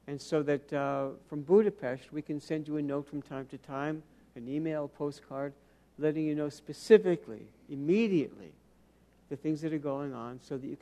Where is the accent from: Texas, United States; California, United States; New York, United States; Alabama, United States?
New York, United States; New York City; I grew up in New York City.